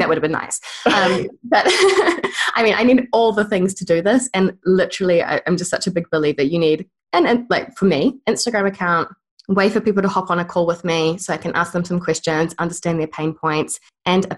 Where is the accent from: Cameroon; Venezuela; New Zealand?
New Zealand; accent: New Zealand; I've moved back home to New Zealand